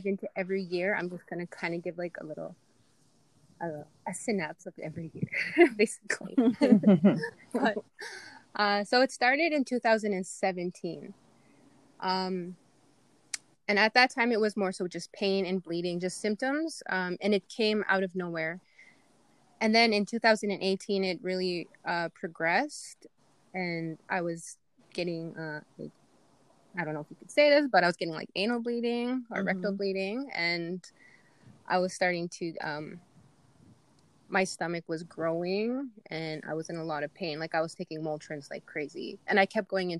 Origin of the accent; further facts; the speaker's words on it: Goodfish Lake, Alberta, Canada; I'm from Goodfish. I'm a mom of two boys. I am married